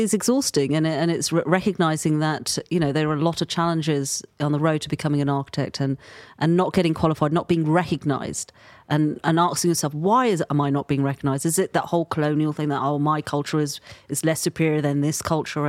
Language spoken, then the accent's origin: English; London, United Kingdom; born and raised in London